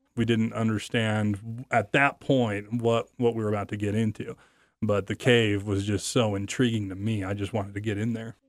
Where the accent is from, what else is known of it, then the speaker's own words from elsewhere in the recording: American Falls, Idaho, United States; now in Idaho Falls, United States; I now live in Idaho Falls, Idaho. I was from American Falls, Idaho.